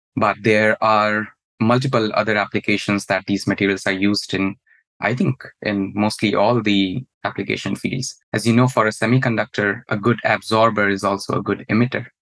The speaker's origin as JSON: {"language": "English", "country": "India", "moved": "as an adult", "lives_now": "United States", "said": "my home country back in India"}